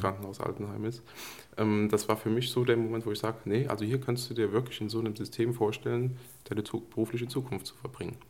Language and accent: German; Koblenz area, Rhineland-Palatinate, Germany; ich bin sozusagen eigentlich ein Koblenzer Junge